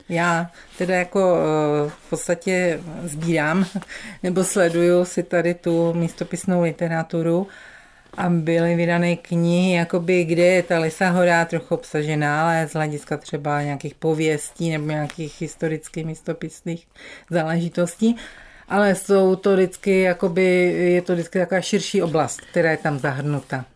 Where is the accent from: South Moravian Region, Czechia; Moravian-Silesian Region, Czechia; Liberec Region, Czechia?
Moravian-Silesian Region, Czechia; Frýdek-Místek; now in Ostravice, Czech Republic; narodila jsem se v Místku. Bydlela jsem tady do, eh, v Místku do 26 let